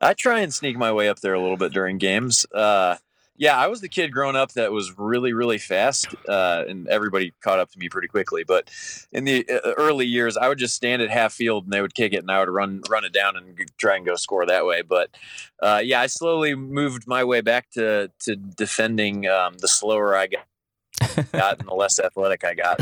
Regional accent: Kansas City, Kansas, United States; I'm actually from, uh, the Kansas side

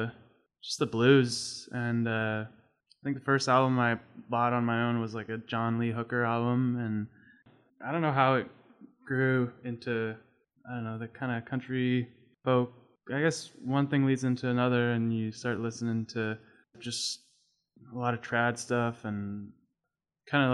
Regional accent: Toronto, Ontario, Canada; moved away as an adult; now in Prince Edward County, Canada; I grew up in Scarborough

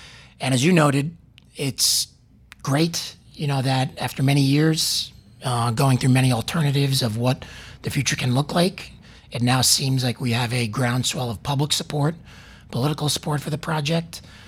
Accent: New York, United States; I'm from New York. I'm losing the accent a little bit trying to assimilate down here

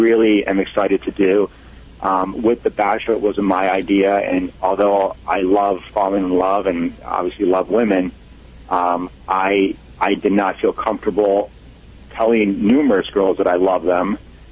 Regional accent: Italy; I'm Italian

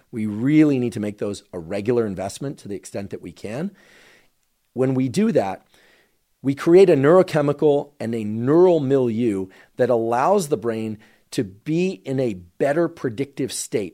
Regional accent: Bay Area, California, United States; I grew up in the Bay Area

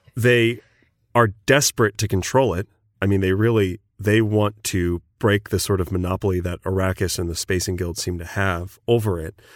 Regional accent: United States; I'm American

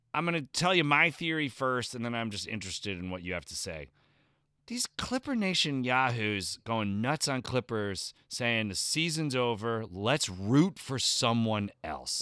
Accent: New Jersey, United States; moved away; I'm from the East Coast, so it would thrill me for the Nets to do well, even though they, like me, left New Jersey.

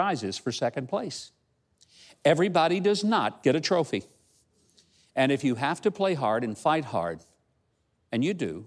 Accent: Hope, Arkansas, United States; my hometown of Hope, Arkansas

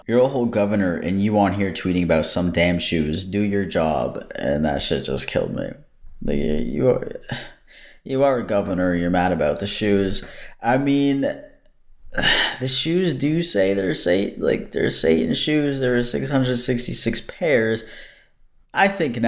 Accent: United States; moved away as an adult; now in Canada; I'm American

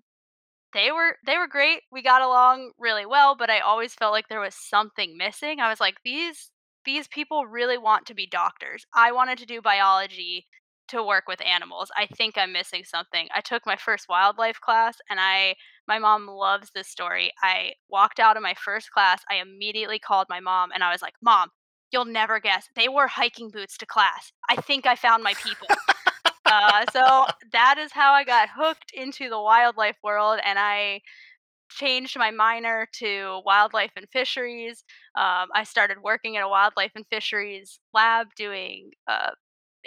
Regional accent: Rockville, Maryland, United States; I grew up in Rockville, Maryland.

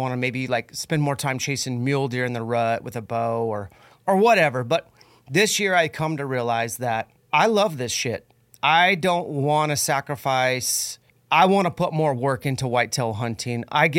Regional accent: Spokane, Washington, United States; here in my hometown of Spokane.

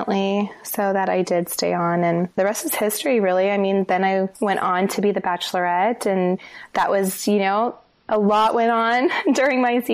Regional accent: Denver, Colorado, United States; moved away as an adult; also born or lived in Los Angeles / Santa Monica; now in Seattle, United States; I grew up in Denver.

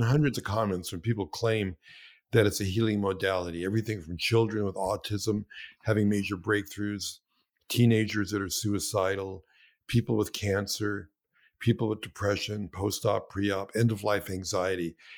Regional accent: New York City, New York, United States; I was born in Brooklyn

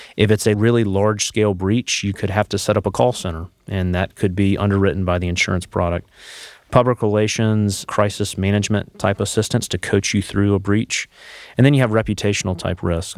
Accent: Charlotte, North Carolina, United States; I'm from the Charlotte area originally

